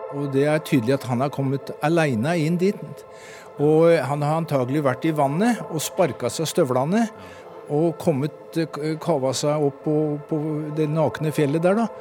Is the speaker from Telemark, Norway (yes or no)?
yes; Porsgrunn, Telemark, Norway; Jeg kom fra Porsgrunn.